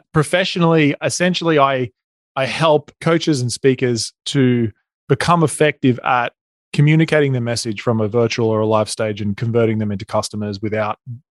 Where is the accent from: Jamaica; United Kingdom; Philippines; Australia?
Australia; accent: Australian; moved away as an adult; now in Newport Beach, United States; So you can probably hear my accent. I'm Australian. We live in Newport Beach in California. We moved here about 4 years ago.